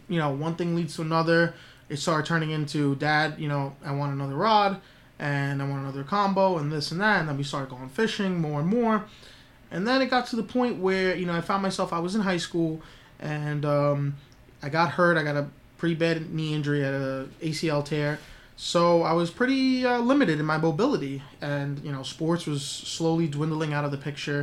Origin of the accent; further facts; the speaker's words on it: Long Island, New York, United States; also born or lived in Queens, New York; I like to call myself a Long Island native, which I am, but I was born in Queens